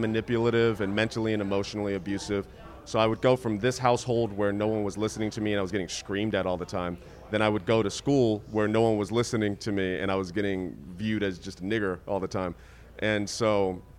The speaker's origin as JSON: {"language": "English", "town": "Riverside", "region": "California", "country": "United States", "tie": "born or raised there", "said": "I grew up in Riverside, California"}